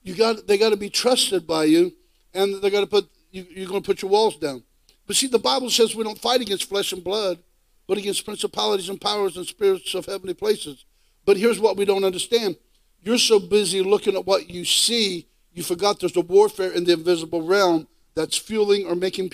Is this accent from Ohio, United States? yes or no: yes; Ohio, United States; I'm from Ohio in the United States